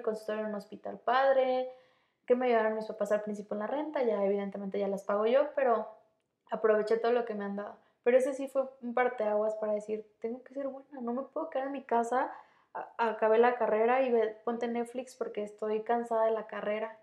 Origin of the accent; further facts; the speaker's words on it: Morelia, Michoacán, Mexico; moved away as an adult; soy de Michoacán, soy de Morelia.